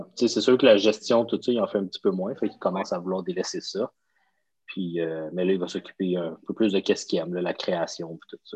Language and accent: French; Laval, Quebec, Canada; toute ma jeunesse, à la même place, à la même maison